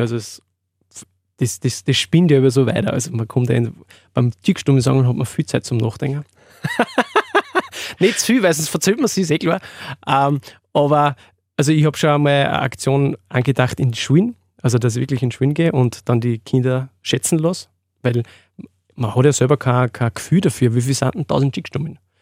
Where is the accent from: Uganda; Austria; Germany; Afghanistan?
Austria; Freistadt, Upper Austria; Ich komme aus dem Mühlviertel, Freistädter Gegend, Windhack bei Freistadt